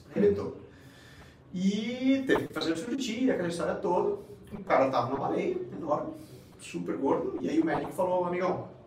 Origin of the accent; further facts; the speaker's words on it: Ribeirão Preto, São Paulo, Brazil; moved away as an adult; now in Valencia, Spain; Na real, eu nasci, nasci em São Paulo